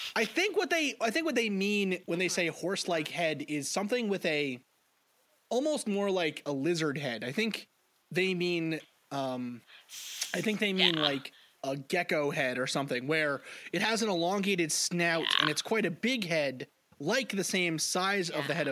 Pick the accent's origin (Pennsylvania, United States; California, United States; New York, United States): New York, United States; New York City; I grew up right next to New Jersey. I grew up in Staten Island, New York.